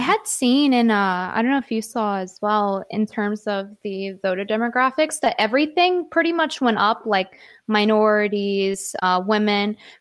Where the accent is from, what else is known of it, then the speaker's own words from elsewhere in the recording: Connecticut, United States; accent: New York; valley girl; moved away as an adult; now in New York, United States; spent all my, like, growing up years in Connecticut from, like, ten through eighteen